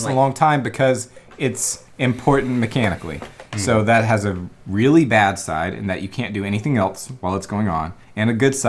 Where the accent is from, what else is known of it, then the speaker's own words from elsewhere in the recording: Alabama, United States; I'm from Alabama.